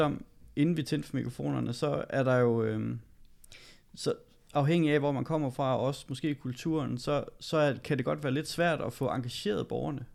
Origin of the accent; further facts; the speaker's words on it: Gørlev, Zealand, Denmark; Gørlev, ja. hvor jeg kommer fra